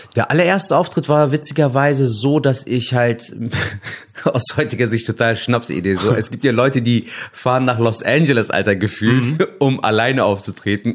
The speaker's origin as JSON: {"language": "German", "town": "Cologne", "region": "North Rhine-Westphalia", "country": "Germany", "tie": "born or raised there", "said": "bin gebürtiger Kölner. Ich bin in Köln geboren und aufgewachsen"}